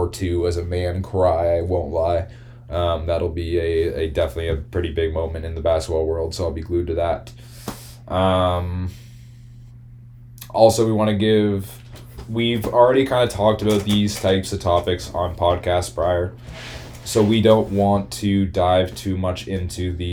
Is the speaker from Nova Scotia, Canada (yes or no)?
yes; Halifax, Nova Scotia, Canada; We're both oddly from Halifax, Nova Scotia